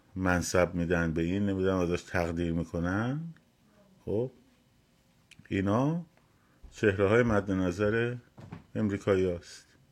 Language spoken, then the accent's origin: Persian; Iran; به عنوان یک ایرانی وطن پرست